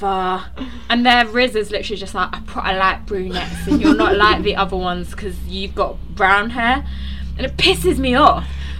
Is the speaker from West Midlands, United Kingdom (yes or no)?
no; London, United Kingdom; moved away; I moved away from South London